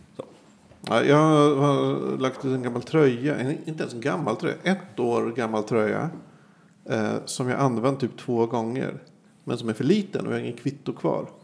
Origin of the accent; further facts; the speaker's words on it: Sweden; jag växte upp på Söderhöjden, ett jävla gettoområde.